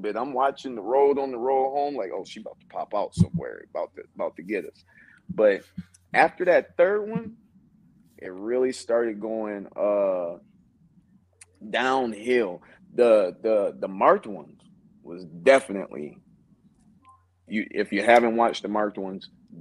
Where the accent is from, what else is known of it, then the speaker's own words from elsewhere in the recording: Ohio, United States; now in Las Vegas, United States; I'm originally from Ohio, but I reside out here in Vegas now.